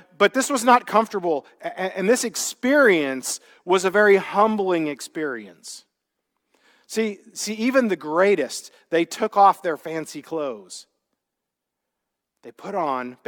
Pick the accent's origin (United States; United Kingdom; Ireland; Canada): United States; Midwest; now in California, United States; I grew up in the Midwest